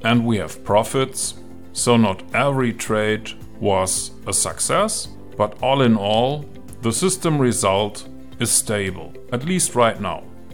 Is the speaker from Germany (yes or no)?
yes; Germany; I'm from Germany